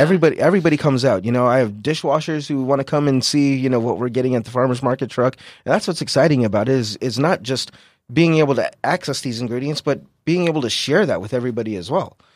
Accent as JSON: {"language": "English", "town": "San Diego", "region": "California", "country": "United States", "tie": "born or raised there", "said": "I'm born and raised here in San Diego"}